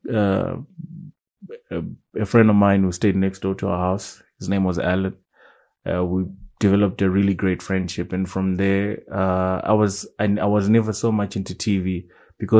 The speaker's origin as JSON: {"language": "English", "area": "Waterfalls", "region": "Harare", "country": "Zimbabwe", "tie": "born or raised there", "said": "I grew up in Waterfalls."}